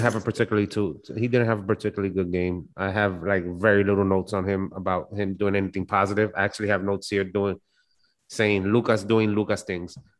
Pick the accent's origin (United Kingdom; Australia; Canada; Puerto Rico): Puerto Rico; I'm from Puerto Rico